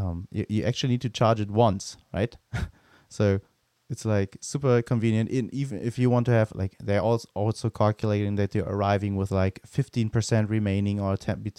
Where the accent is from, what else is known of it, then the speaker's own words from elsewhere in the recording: Germany; near my hometown where I grew up, they're also building one because it's also next to the Autobahn.